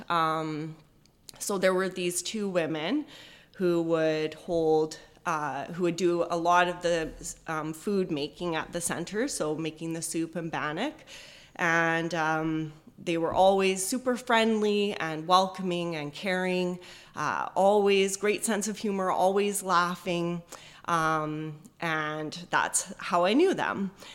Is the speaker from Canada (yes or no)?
yes; Edmonton, Alberta, Canada; now in Chilliwack, Canada; I grew up in Edmonton